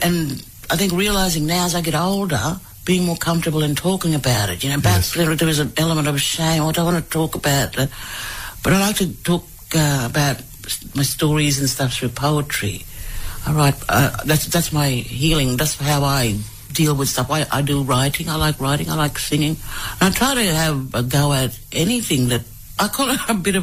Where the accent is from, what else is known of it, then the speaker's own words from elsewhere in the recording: Palm Island, Queensland, Australia; also born or lived in Townsville; now in Brisbane, Australia; grew up on Palm Island in the dormitory, Port in Townsville, and then, yeah, just travelled around, and now I'm based here in Brisbane